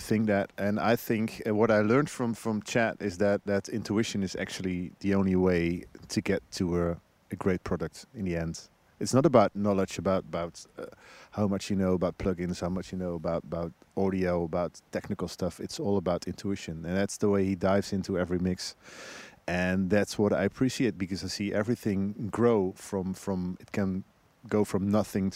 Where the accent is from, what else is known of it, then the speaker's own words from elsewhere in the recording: Netherlands; also born or lived in Amsterdam; I'm from Holland. I live in Amsterdam